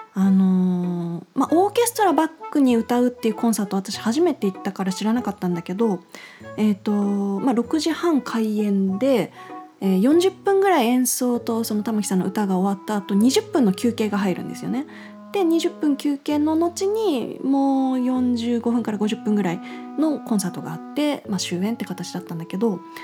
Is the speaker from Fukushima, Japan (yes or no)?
yes; Fukushima, Japan; also born or lived in Tokyo; 今もう福島にずっと住んでて